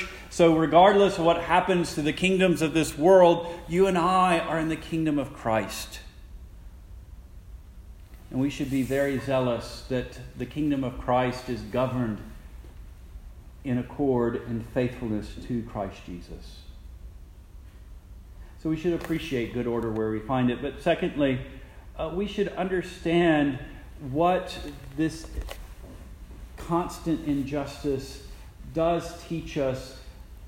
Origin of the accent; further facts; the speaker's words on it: Jackson, Mississippi, United States; I'm from Jackson, Mississippi.